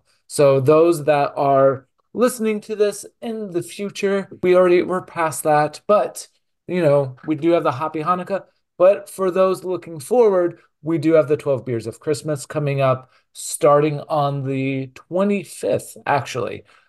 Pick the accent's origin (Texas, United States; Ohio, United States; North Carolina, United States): Texas, United States; It's not Houston, which I grew up in Texas, so I'm like, oh, that's Houston.